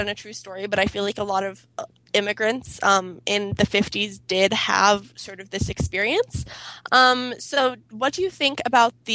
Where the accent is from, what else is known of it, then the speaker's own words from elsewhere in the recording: Boulder, Colorado, United States; my hometown, Boulder, Colorado